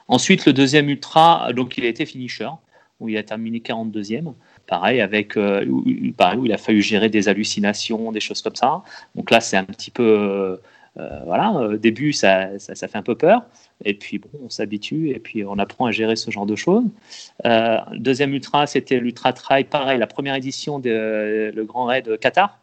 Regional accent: Loir-et-Cher, Centre-Val de Loire, France; Moi je viens de, je suis du Loir-et-Cher

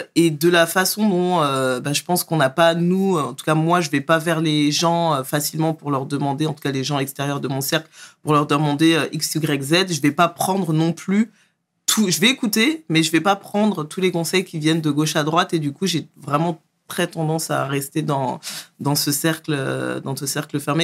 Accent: Trappes, Île-de-France, France; je viens à la base du 78, Trappe. je suis né... élevé à trappe, euh, grandi aux alentours

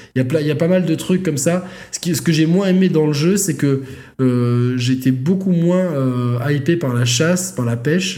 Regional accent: Provence-Alpes-Côte d'Azur, France; nous, en tant que provençaux

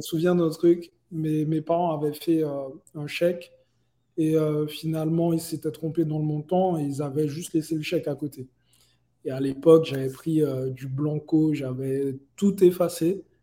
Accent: Guadeloupe, France; now in Miami, United States; j'ai grandi euh, euh, en Guadeloupe

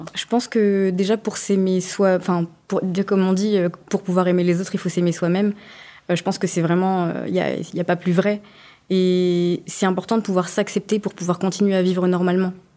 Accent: France; j'étais la première française

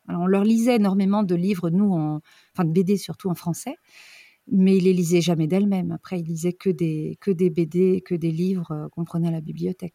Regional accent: France; moved away as an adult; also born or lived in New Zealand / Brittany; now in Neuchâtel, Switzerland; On est originaire de France, les enfants sont nés en Bretagne, on a trois petits Rennais.

